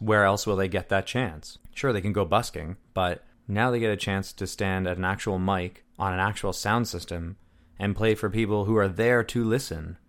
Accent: Deep River, Ontario, Canada; now in North Bay, Canada; I'm from Deep River, which is a town of forty-two hundred, maybe five thousand

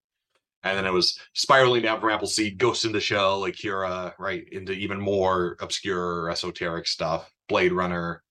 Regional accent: Bismarck, North Dakota, United States; growing up in Bismarck, North Dakota

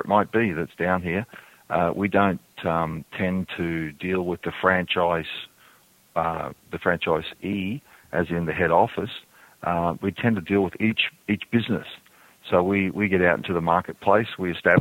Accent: Australia; I'm from Australia

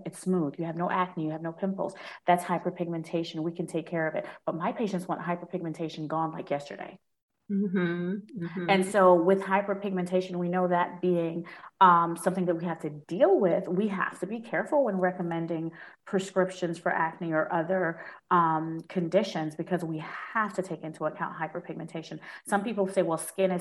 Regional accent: New York City, New York, United States; moved away as an adult; also born or lived in Washington, D.C.; I grew up in Brooklyn, so there's a bodega on every corner

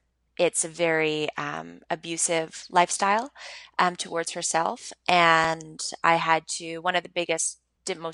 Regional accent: Montreal, Quebec, Canada; I grew up in Montreal. I'm born and raised in Montreal.

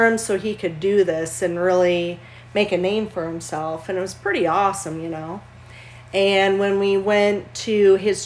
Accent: Minnesota, United States; I was born and raised in Minnesota

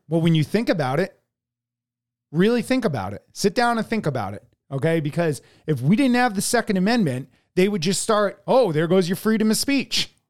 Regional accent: United States; as American citizens

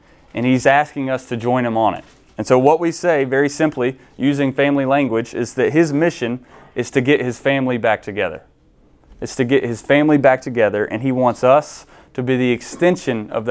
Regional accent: Shelby, North Carolina, United States; moved away as an adult; also born or lived in Mars Hill, North Carolina; I'm originally from Shelby

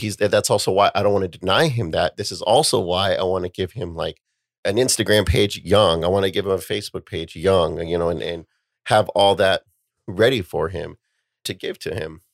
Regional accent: United States; We as an American society

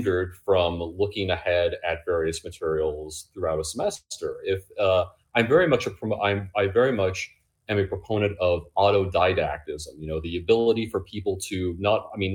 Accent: Illinois, United States; moved away as an adult; also born or lived in Alaska; now in Mount Laurel, United States; I grew up in Illinois

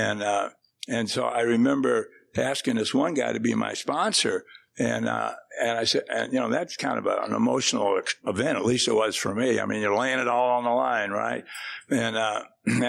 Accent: St. Louis, Missouri, United States; moved away as an adult; now in Texas, United States; I grew up in St. Louis, so I kind of burned that city down and then moved down here

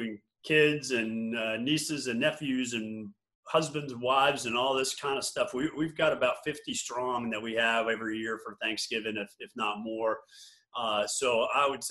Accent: Sharon, Connecticut, United States; also born or lived in New York City, New York / Oxford, Mississippi; I grew up partly in mostly in New York City till I was about 10 years old. And then we moved up to a little town called Sharon, Connecticut

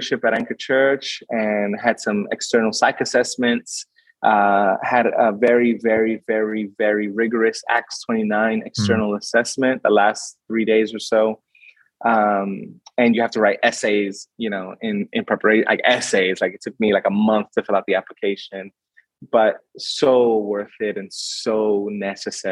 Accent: New York City, New York, United States; moved away as an adult; now in Sydney, Australia; I grew up in Brooklyn

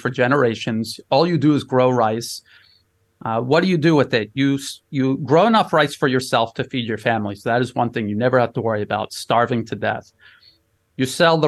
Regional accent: United States; moved away as an adult; now in Bangkok, Thailand; as an American graduating American high school and then coming out of the military

